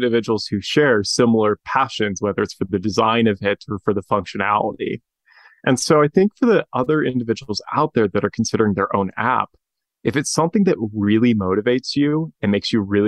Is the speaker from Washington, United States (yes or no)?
yes; Spokane, Washington, United States; my hometown, Spokane, Washington